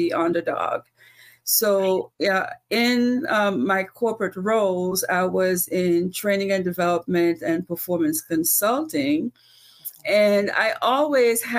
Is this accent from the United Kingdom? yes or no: no; Antigua & Barbuda; moved away; I'm from Antigua. And when I was growing up, I used to introduce myself as the girl from Antigua